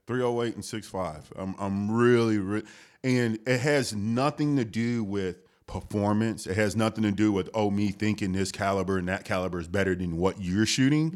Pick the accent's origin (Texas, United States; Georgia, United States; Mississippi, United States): Texas, United States; Houston; I grew up in Houston, the H town